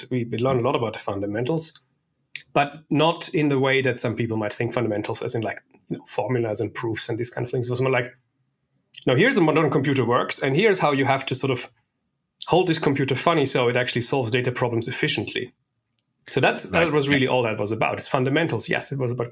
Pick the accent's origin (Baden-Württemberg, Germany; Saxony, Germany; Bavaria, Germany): Baden-Württemberg, Germany; Stuttgart; moved away as an adult; also born or lived in Berlin; I was one of the founding members of my hometown's MySQL user group